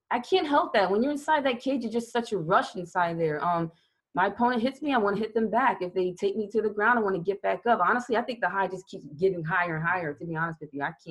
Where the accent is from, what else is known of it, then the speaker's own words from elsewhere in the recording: Louisiana, United States; born there; I was born in Louisiana. My sister was born in Colorado. So, of course, we were Army brats.